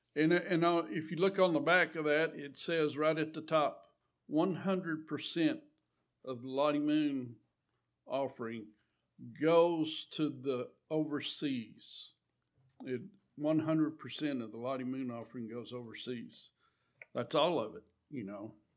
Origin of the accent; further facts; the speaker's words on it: Eunice, New Mexico, United States; I was raised right there in Eunice. Been there all our lives